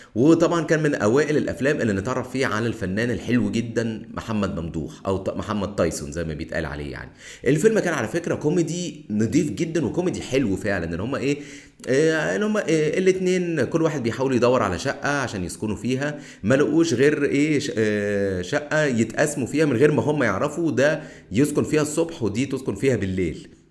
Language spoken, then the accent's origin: Arabic; Egypt; احنا كمصريين